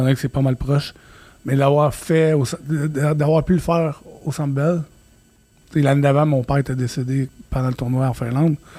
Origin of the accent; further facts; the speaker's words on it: Quebec, Canada; Je suis québécois